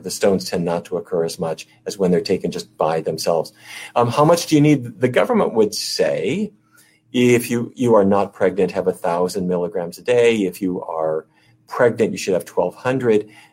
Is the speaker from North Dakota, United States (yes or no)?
yes; North Dakota, United States; North Dakota, where I grew up